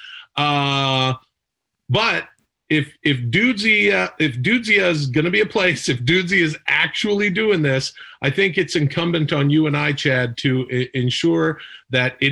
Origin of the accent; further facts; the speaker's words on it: Ladner, British Columbia, Canada; bought a house in the town that I grew up in Ladner, British Columbia, a couple years before I was born